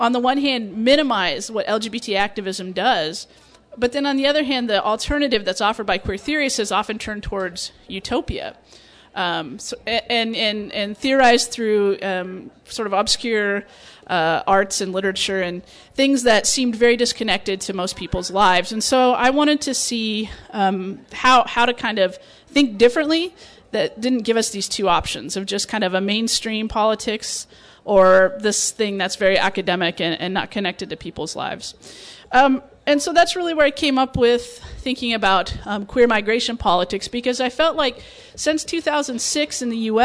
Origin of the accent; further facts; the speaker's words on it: Nebraska, United States; moved away; also born or lived in Phoenix, Arizona; I grew up in Nebraska